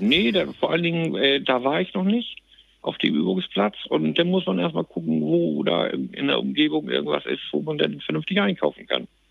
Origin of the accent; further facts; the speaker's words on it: Plön, Schleswig-Holstein, Germany; Ich bin gebürtiger Plöner